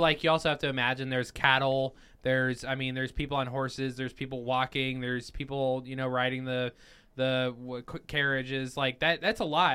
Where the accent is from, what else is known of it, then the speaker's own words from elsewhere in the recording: Cheyenne, Wyoming, United States; I was born in Cheyenne, Wyoming